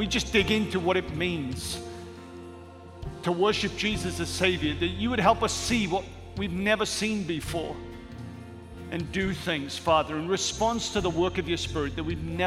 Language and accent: English; Wales, United Kingdom; moved away; a six-year-old boy from Wales